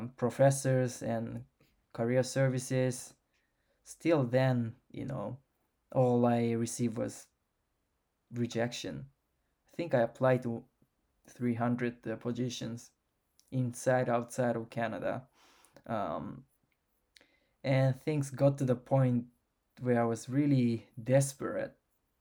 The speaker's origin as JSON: {"language": "English", "country": "Japan", "second_language": "English", "said": "I got to travel to Japan and did some research in Japan, which is my home country. I have a Japanese passport. I don't feel like Japanese"}